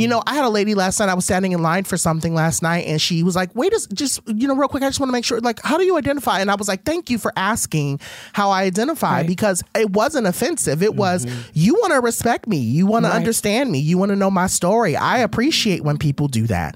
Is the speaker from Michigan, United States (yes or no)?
no; Compton, California, United States; I was raised in Compton